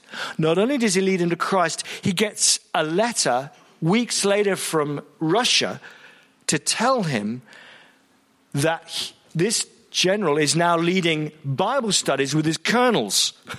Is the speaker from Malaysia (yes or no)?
yes; Malaysia; I was raised a Buddhist. I'm from Malaysia, and I was a Buddhist.